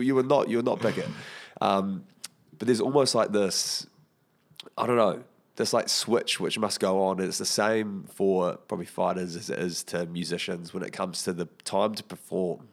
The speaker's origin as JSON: {"language": "English", "town": "Porirua", "region": "Wellington", "country": "New Zealand", "said": "I'm from Porirua"}